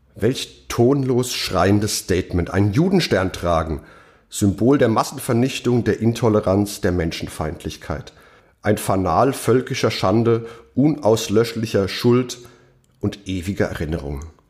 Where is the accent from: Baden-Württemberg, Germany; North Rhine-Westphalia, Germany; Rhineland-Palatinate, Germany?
Rhineland-Palatinate, Germany; Mainz; meiner Heimatstadt Mainz